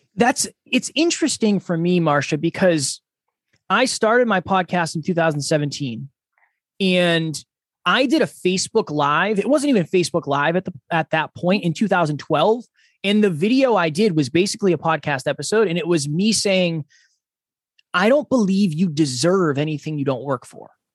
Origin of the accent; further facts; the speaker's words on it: Uxbridge, Massachusetts, United States; moved away as an adult; now in New Hampshire, United States; I am originally from Massachusetts. I was born and raised in a small town called Uxbridge.